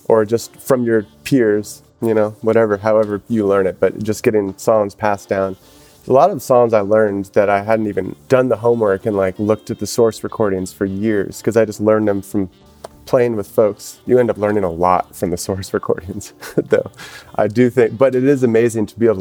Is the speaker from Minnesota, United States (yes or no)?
no; San Francisco, California, United States; moved away as an adult; also born or lived in Portland, Oregon / Eugene, Oregon; now in New Orleans, United States; I actually am from San Francisco. I was born and raised there.